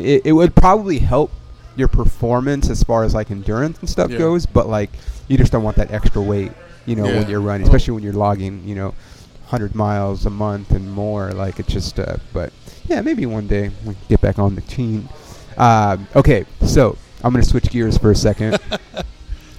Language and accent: English; Ontario, California, United States; I grew up in Ontario, right by where you live